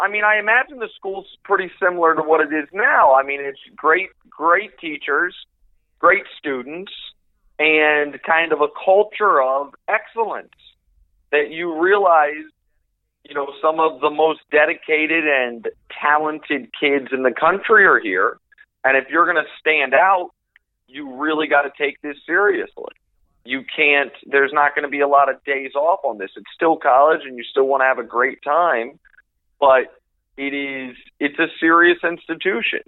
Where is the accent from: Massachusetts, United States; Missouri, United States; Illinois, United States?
Missouri, United States; Kansas City; moved away as an adult; also born or lived in Houston / Syracuse; now in Los Angeles, United States; I grew up in Kansas City.